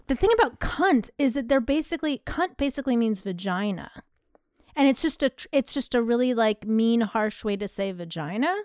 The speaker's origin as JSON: {"language": "English", "country": "United States", "said": "I'm American"}